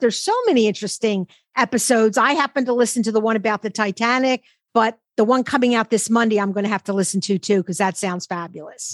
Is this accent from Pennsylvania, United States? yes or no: yes; Philadelphia, Pennsylvania, United States; we both grew up in Philadelphia. I grew up near Chestnut Hill at the top